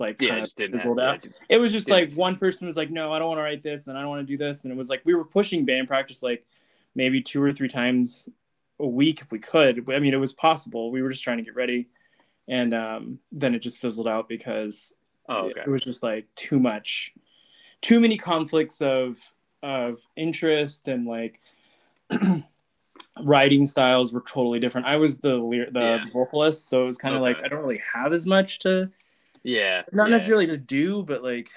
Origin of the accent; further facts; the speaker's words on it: Tucson, Arizona, United States; I'm from Tucson